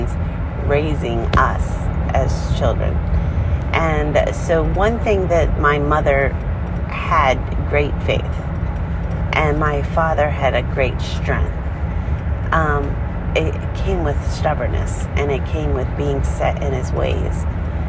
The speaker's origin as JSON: {"language": "English", "region": "Maryland", "country": "United States", "tie": "born or raised there", "also_born_or_lived": "Maine", "moved": "as an adult", "lives_now": "South Carolina, United States", "said": "I grew up in Maryland"}